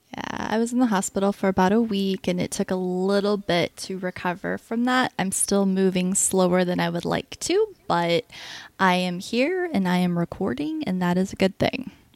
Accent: Florida, United States; moved away; also born or lived in Oklahoma; growing up in Florida

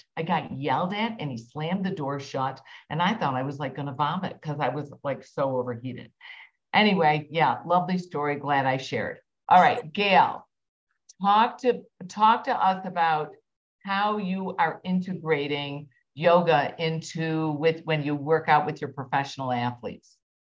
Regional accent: Midwest, United States; I'm obviously from the Midwest

